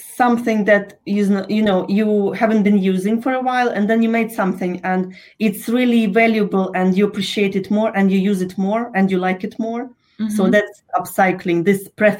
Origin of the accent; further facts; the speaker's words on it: Ukraine; moved away; I was born in Ukraine, in case you're wondering what's up with my accent.